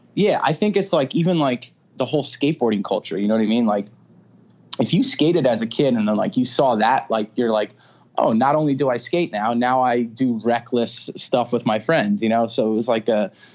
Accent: Stony Brook, New York, United States; I was born in Stony Brook. It's uh, in Suffolk County on Long Island, and uh, you know, I'm born and raised Long Island.

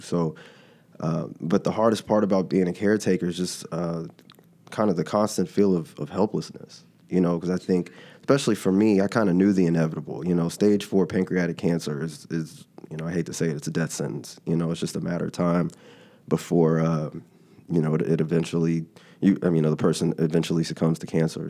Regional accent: Dallas, Texas, United States; I'm originally from Dallas

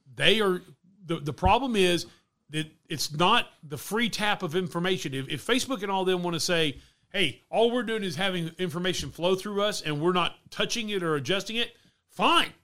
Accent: Texas, United States; growing up in Texas, been a lot of people wearing cowboy boots

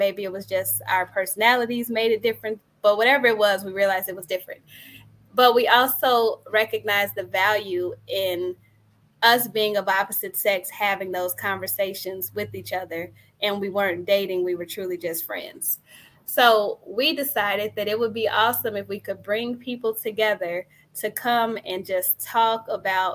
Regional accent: Chicago, Illinois, United States; also born or lived in Philadelphia / Indiana; I'm a Chicagoan too. I'm from the west side of Chicago. So I've been here nearly all of my life

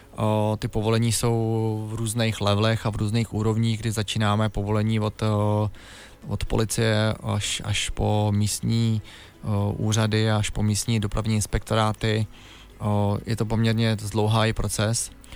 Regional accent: Děčín, Ústí nad Labem Region, Czechia; Já pocházím z Děčína

